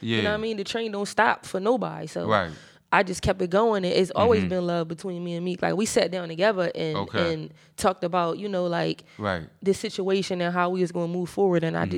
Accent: Philadelphia, Pennsylvania, United States; I come from Philly, you know, we burst off bars, like I could spit all day.

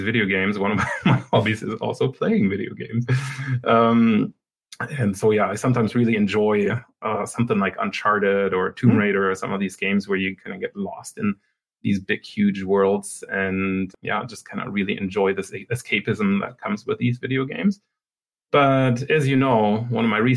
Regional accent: Germany; moved away as an adult; also born or lived in Sweden / Canada; now in Waterloo, Canada; I'm originally from Germany, and then I went to Sweden to do my PhD there.

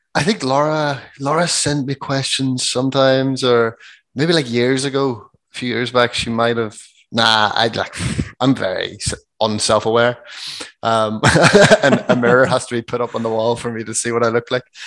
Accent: Ireland; We're just from Ireland

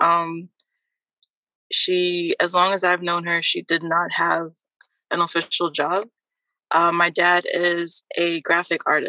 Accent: Trinidad & Tobago; now in New Jersey, United States; nationality-wise, I am a Trinidadian, born in Trinidad and Tobago.

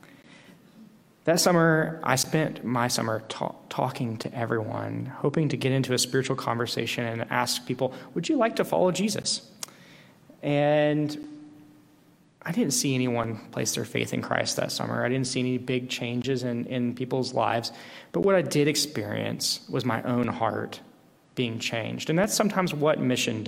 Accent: Tennessee, United States; going back to my hometown in Tennessee

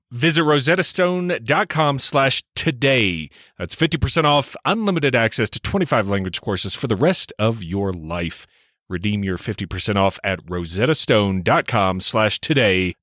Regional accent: United Kingdom; moved away; I was raised in Britain

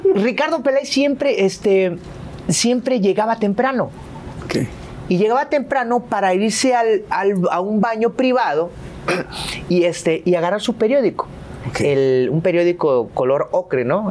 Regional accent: Jarocho, Veracruz, Mexico; also born or lived in Poza Rica; soy jarocho

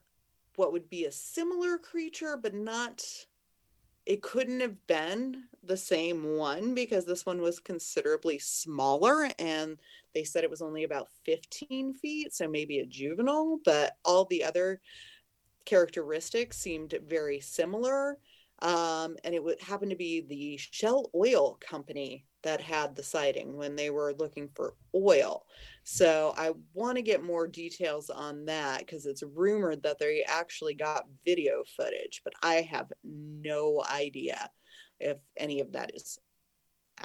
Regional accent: Pacific Northwest, United States; I'm from the Pacific Northwest

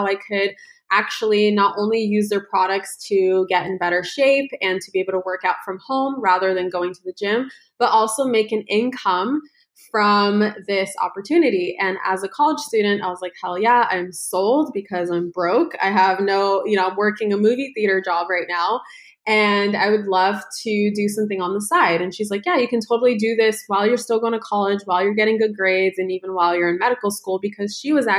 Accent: United States; also born or lived in Ukraine / Los Angeles; We came to the United States when I was just 1 year old

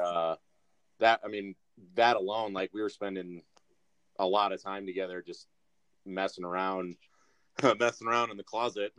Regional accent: Brighton, Michigan, United States; also born or lived in Mount Pleasant, Michigan; I was born and raised around the Michigan area, but I've lived in a ton of different places

